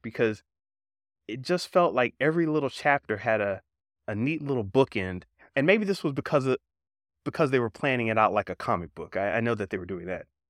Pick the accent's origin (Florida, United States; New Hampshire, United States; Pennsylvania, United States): Florida, United States; South Georgia, North; now in California, United States; I grew up in North Florida, South Georgia.